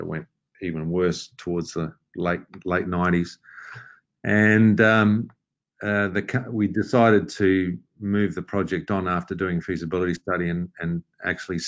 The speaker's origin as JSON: {"language": "English", "country": "Australia", "also_born_or_lived": "Kalgoorlie, Western Australia / Perth, Western Australia", "moved": "as an adult", "lives_now": "Lima, Peru", "said": "I'm from Australia originally. I've been living in Lima for nearly 18 years."}